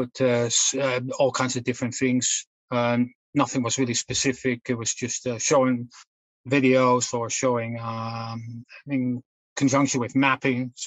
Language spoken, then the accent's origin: English; Netherlands; moved away as an adult; now in United Kingdom; I'm originally from the Netherlands, but I'm based in the UK for the last almost 30 years.